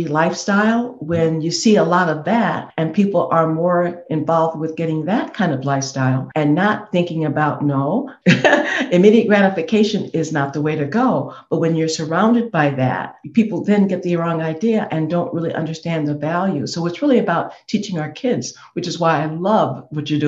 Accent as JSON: {"language": "English", "town": "Rockford", "region": "Illinois", "country": "United States", "said": "I'm from Rockford"}